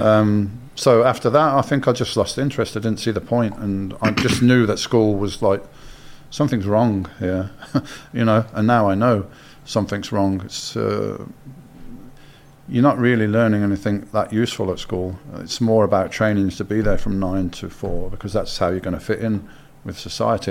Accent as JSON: {"language": "English", "town": "Birmingham", "region": "West Midlands", "country": "United Kingdom", "said": "I'm from Birmingham."}